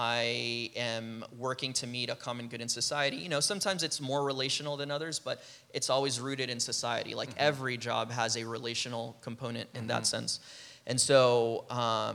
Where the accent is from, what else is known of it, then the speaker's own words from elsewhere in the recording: Peru; moved away as an adult; now in United States; I'm from Peru, so I came to college here in the U.S.